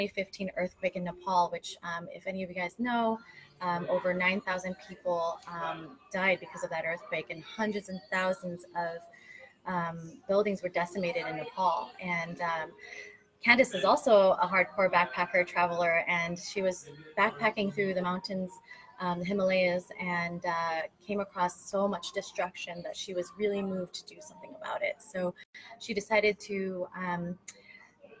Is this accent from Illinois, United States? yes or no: no; California, United States; I am from California